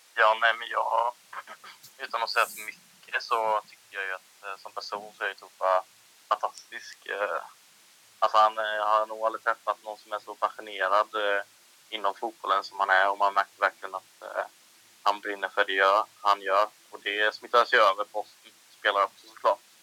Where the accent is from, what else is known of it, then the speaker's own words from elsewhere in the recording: Ljungby, Kronoberg County, Sweden; also born or lived in Holmsö / Växjö; sitter just nu i en, ett pojkrum i Ljungby. Ehm, ja. Och det är här jag är uppväxt också